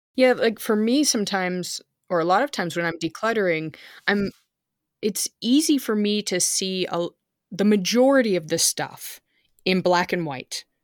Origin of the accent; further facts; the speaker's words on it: California, United States; now in Germany; I was growing up in California